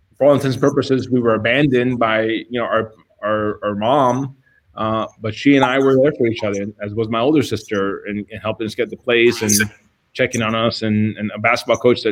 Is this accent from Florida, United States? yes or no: yes; Miami, Florida, United States; Growing up in Miami, you know, my dad left when I was 2